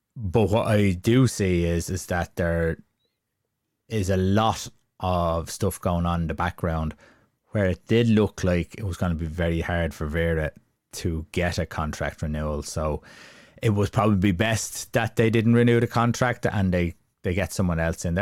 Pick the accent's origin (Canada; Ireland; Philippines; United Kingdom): Ireland; we're all Irish